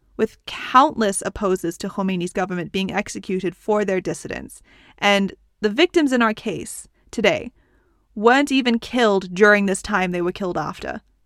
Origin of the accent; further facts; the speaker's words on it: United States; soy estadounidense. I'm American